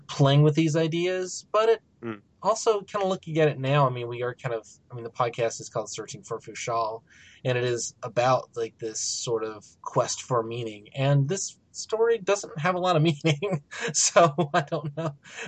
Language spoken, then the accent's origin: English; United States; As an American